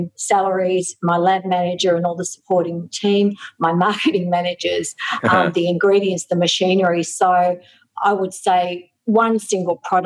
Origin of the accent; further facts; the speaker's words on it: Australia; I, as an Australian, I can really understand the needs of Aussies